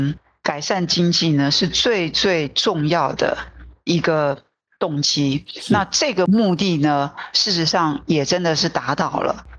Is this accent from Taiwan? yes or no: yes; Taipei, Taiwan; 那我又是。很典型的都会人哦，我都是在台北出生长大